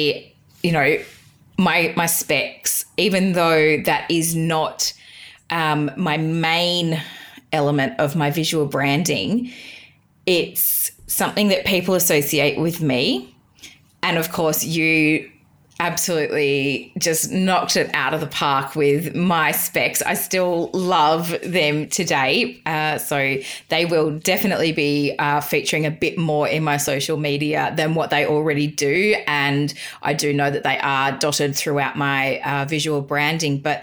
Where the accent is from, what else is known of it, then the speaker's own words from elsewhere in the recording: Geelong, Victoria, Australia; being a Geelong girl